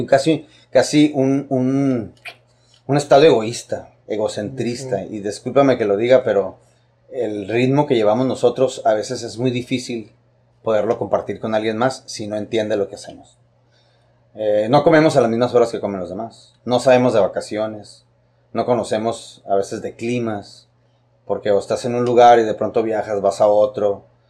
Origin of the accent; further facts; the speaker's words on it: Tijuana, Baja California, Mexico; Yo soy orgullosamente baja californiano, soy orgullosamente tijuanense, orgullosamente fronterizo